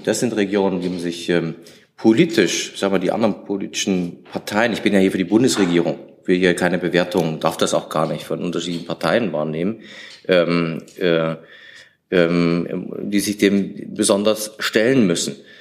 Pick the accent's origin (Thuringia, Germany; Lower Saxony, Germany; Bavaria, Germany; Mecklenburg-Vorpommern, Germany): Thuringia, Germany; das sage ich als Thüringer